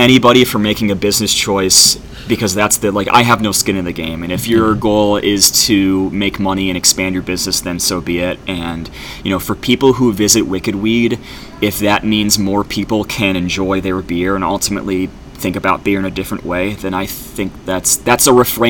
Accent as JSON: {"language": "English", "town": "Geneva", "region": "New York", "country": "United States", "tie": "born or raised there", "said": "where I grew up in Geneva."}